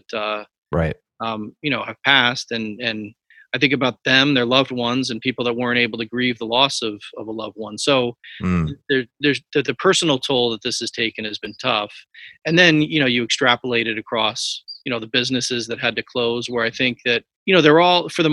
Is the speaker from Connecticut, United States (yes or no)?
yes; Newtown, Connecticut, United States; I grew up right on Main Street